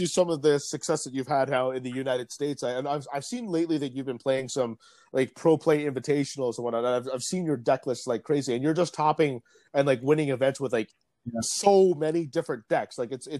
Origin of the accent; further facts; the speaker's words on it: Vietnam; because I'd also like to see that in my home country of Vietnam.